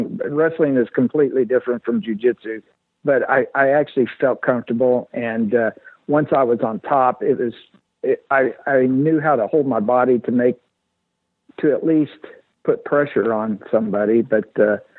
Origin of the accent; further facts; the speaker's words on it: Illinois, United States; moved away as an adult; now in Wichita, United States; I'm originally from Illinois.